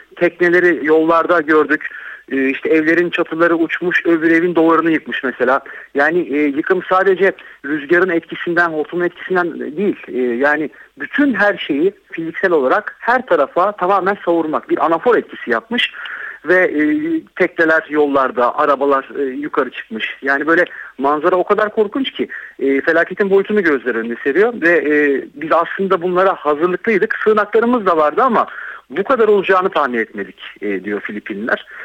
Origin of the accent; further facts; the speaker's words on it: Değirmendere, Kocaeli, Turkey; Değirmendereliyim ben. 17 Ağustos depreminin yıkımının ne olduğunu bilirim.